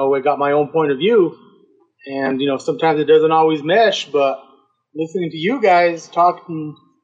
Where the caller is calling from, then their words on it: Pueblo, Colorado, United States; I live in Colorado. I live in Pueblo.